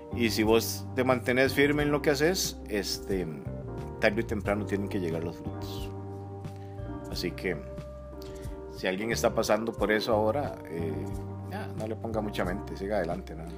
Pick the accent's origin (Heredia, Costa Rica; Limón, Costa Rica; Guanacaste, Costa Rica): Limón, Costa Rica; Siquirres; yo soy siquireño, soy, soy limonense. Nací en un pueblito que se llama El Cairo de Siquires